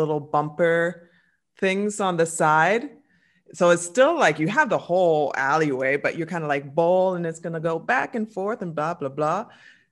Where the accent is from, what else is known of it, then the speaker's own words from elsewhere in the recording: London, Ontario, Canada; London, Ontario, Canada, my hometown